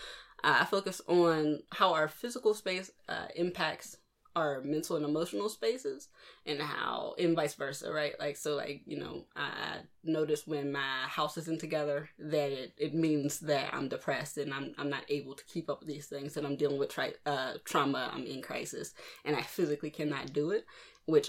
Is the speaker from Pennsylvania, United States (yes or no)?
yes; Pittsburgh, Pennsylvania, United States; also born or lived in Baltimore; I'm from Pittsburgh. Well, I'm from Baltimore, but I was raised in Pittsburgh. Been here since I was about 2.